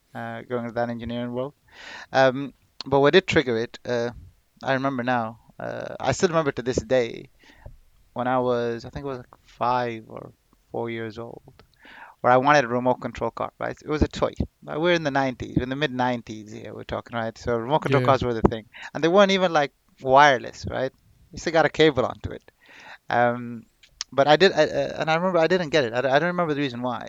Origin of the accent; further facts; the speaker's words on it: Ireland; moved away as an adult; also born or lived in Saudi Arabia / Sudan / Manorhamilton / Galway; now in United Kingdom; I grew up in Ireland. I studied in northwest of Ireland and the west of Ireland as well